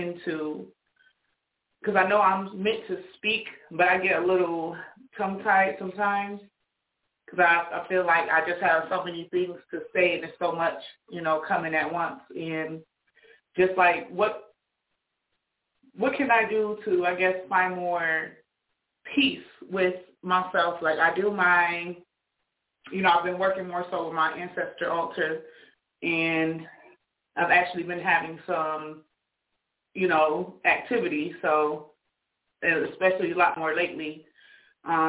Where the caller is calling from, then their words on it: Rochester, New York, United States; I'm calling from Rochester, New York